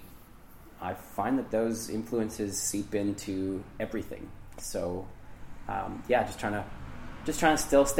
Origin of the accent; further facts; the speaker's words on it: Lindsay, Ontario, Canada; also born or lived in Hamilton, Ontario; I ended up moving up to the Kawarthas when I was 10. So I've called Lindsay home for that long.